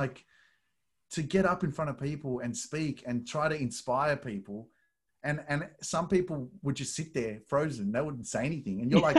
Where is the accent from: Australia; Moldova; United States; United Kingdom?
Australia; from Australia.